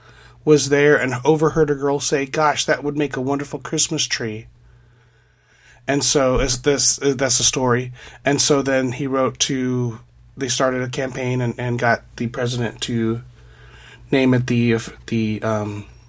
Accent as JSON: {"language": "English", "town": "Sanger", "region": "California", "country": "United States", "tie": "born or raised there", "said": "My hometown of Sanger, got it that designation."}